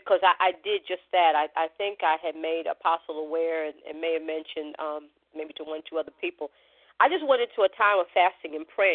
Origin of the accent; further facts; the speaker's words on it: New York, United States; we're from New York